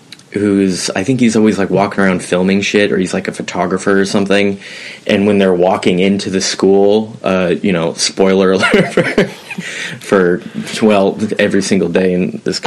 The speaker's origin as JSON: {"language": "English", "town": "Portland", "region": "Oregon", "country": "United States", "said": "I don't know why I'm just now getting comfortable with sharing where I'm from, but I'm from Portland, Oregon."}